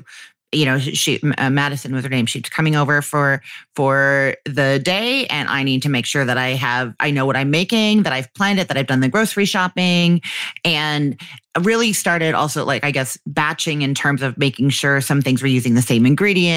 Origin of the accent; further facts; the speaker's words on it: Canada; accent: Canadian; my Canadian one